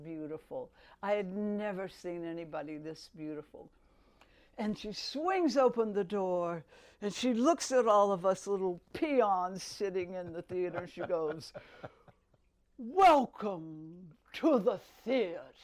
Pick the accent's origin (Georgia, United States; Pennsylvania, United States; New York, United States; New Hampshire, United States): Georgia, United States; Albany; growing up in Albany, it, you know, it was a tranquil little town